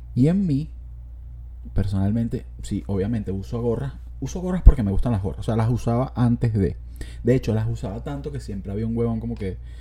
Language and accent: Spanish; Los Teques, Miranda, Venezuela; yo nací en Los Teques